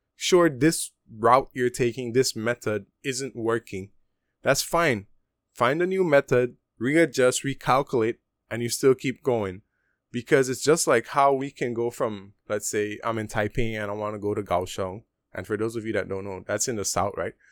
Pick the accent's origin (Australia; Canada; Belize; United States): Belize; Punta Gorda, Toledo District; moved away as an adult; now in Taiwan; P G, which is my hometown, Punta Gorda